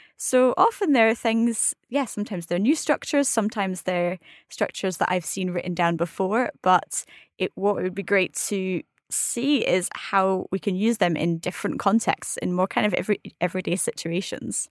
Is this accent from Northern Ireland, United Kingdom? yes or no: no; Scotland, United Kingdom; I'm Scottish, I'm not a native French speaker